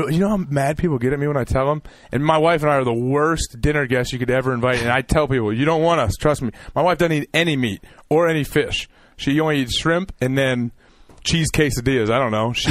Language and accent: English; California, United States; I'm from California.